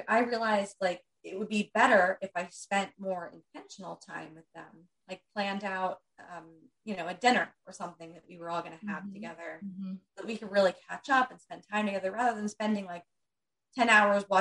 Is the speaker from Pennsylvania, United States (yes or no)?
yes; Pennsylvania, United States; moved away as an adult; now in New Jersey, United States; we're in New Jersey now. We grew up in Pennsylvania